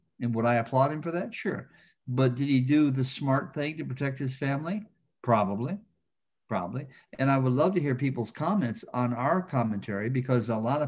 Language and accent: English; outside of Flint, Michigan, United States; I grew up outside of Flint, Michigan